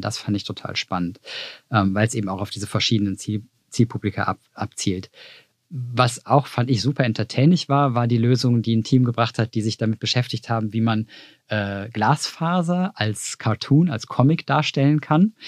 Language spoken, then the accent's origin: German; Cologne, North Rhine-Westphalia, Germany; wie ein guter Rheinländer, ich bin aus Köln